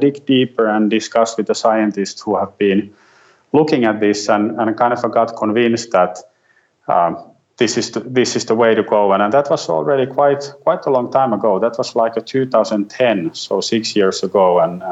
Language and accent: English; Finland; I'm … from Finland